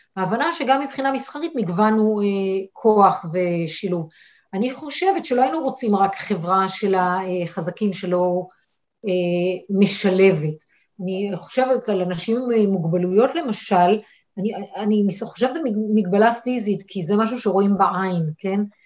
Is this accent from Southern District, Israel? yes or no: yes; Eilat, Southern District, Israel; moved away as an adult; גדלתי באילת, אוקיי, באתי מפריפריה